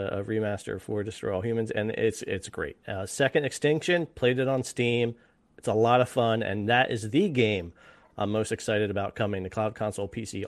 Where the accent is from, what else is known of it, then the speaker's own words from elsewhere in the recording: United States; I'm an American.